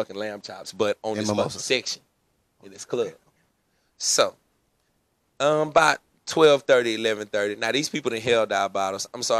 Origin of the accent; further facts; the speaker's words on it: Shreveport, Louisiana, United States; also born or lived in Lake Charles, Louisiana; and I'm from Lake Charles, but I'm from Shreveport.